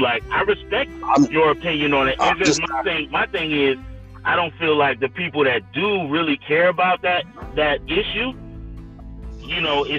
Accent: the South, United States; I'm from the South

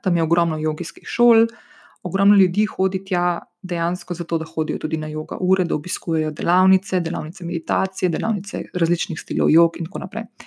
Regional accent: Slovenia; prihajam iz Slovenije

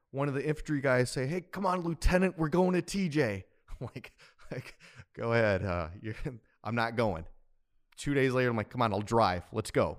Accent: Wisconsin, United States; now in San Diego, United States; growing up in Wisconsin, uh, I, I had just the best loving mother

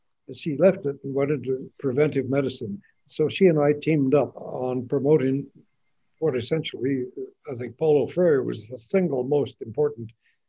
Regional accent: Kenya; also born or lived in Tanzania; I grew up in Maasailand on

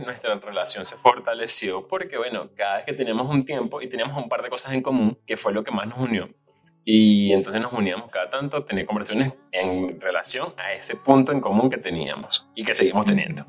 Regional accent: Aragua, Venezuela; moved away; como buen latinoamericano, venezolano, de Aragua

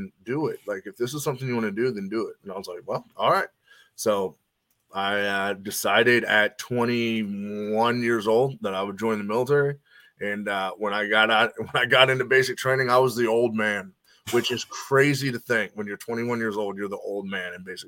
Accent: Northern Kentucky, United States; also born or lived in Cincinnati, Ohio; now in Nashville, United States; I grew up in Northern Kentucky, right on the other side of Cincinnati.

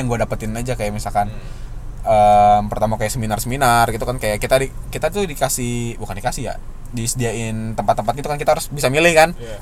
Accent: Bogor, West Java, Indonesia; gue dari Bogor

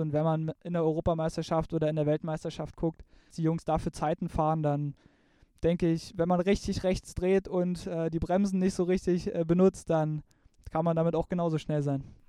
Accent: eastern Germany, Germany; bei uns im Osten

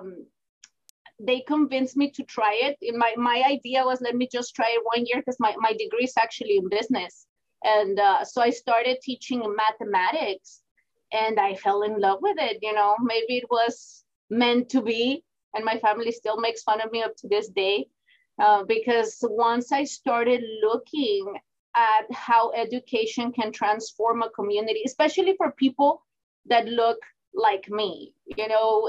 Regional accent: Houston, Texas, United States; now in Laredo, United States; I grew up in Houston, Texas

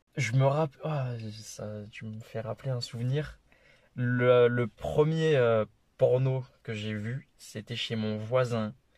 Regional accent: Toulouse, Occitania, France; accent: petit accent; now in Alexandra, New Zealand; j'ai 21 ans, je suis toulousain

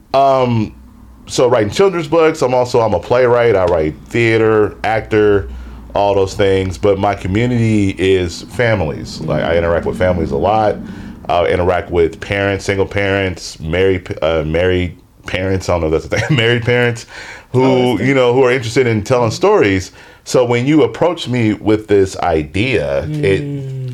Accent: Seattle, Washington, United States; Born and raised in Seattle, Washington.

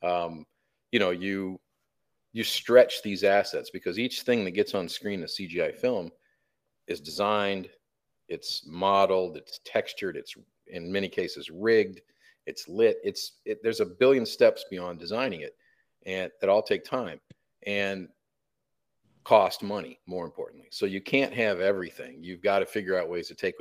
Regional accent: Flint, Michigan, United States; We grew up in Flint, Michigan

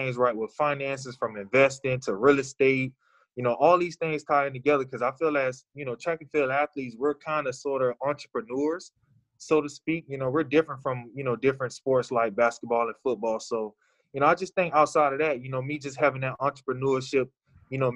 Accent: Daytona Beach, Florida, United States; I'm from Daytona Beach, Florida

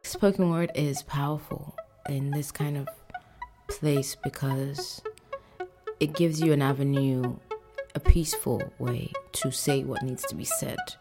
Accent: Nigeria; I'm Nigerian

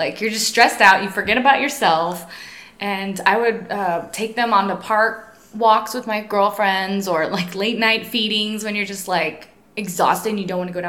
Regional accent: Texas, United States; also born or lived in Los Angeles; now in Lubbock, United States; I would say I'm from Texas, not necessarily from Lubbock, but Lubbock draws you in, and we came back here. My husband and I lived in Los Angeles for 13 years

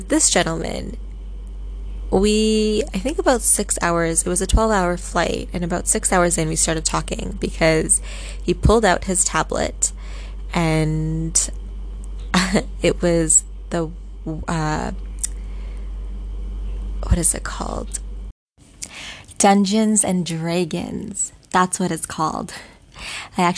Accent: Vancouver, British Columbia, Canada; also born or lived in Singapore; Vancouver in Canada, which is where I am from. That's where I live.

